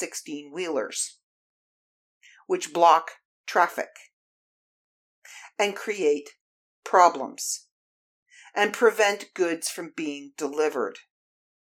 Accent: Canada; I am a Canadian.

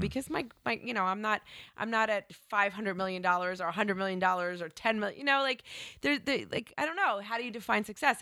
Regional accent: New Jersey, United States; moved away as an adult; I grew up in Jersey

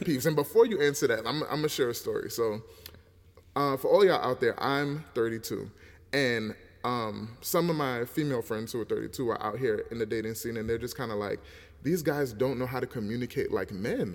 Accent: United States; us born in America

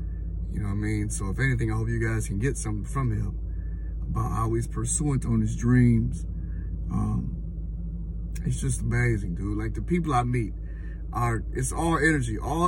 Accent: Detroit, Michigan, United States; I'm from Detroit. I don't know if I told you. I always mention it, man. I'm from Detroit.

